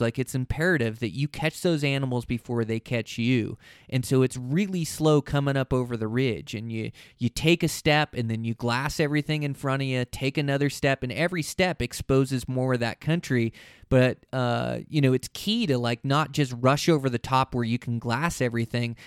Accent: Montana, United States; my home state here in Montana

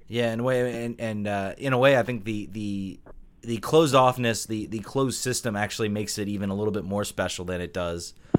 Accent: Richmond, Virginia, United States; I'm from Richmond

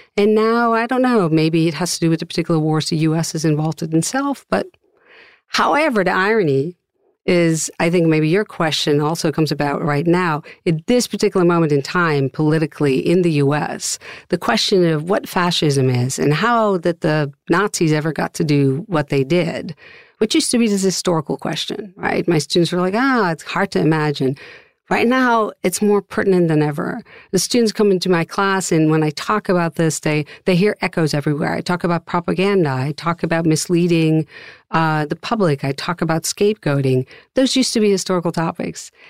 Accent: Amsterdam, North Holland, Netherlands; moved away as an adult; now in United States; I'm originally from Amsterdam, the Netherlands

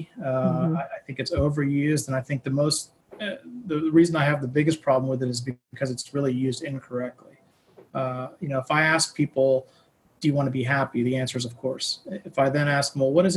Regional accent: Pittsburgh, Pennsylvania, United States; also born or lived in New York City; I grew up in Pittsburgh, and I did my undergrad at Carnegie Mellon here

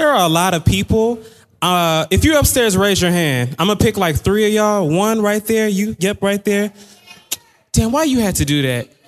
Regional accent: Atlanta, Georgia, United States; no, but I'm still from Atlanta.

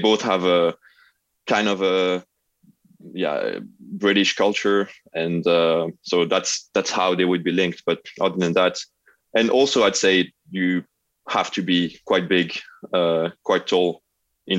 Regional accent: Lausanne, Vaud, Switzerland; arrived in Lausanne, so my hometown

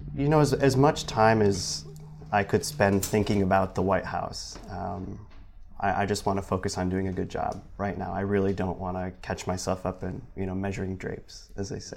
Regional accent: Michigan, United States; now in South Bend, United States; back home at, in Michigan.

